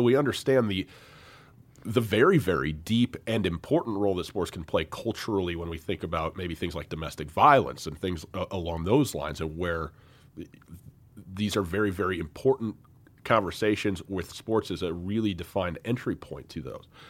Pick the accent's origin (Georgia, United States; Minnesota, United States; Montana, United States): Montana, United States; Missoula; my hometown